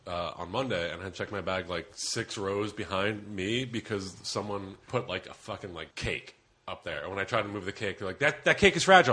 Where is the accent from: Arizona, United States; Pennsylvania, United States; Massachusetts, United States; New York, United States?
Pennsylvania, United States; Philadelphia; I'm from Philly